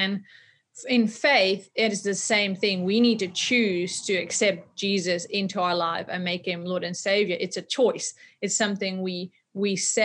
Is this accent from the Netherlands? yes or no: yes; Netherlands; moved away as an adult; also born or lived in South Africa; I'm from the Netherlands.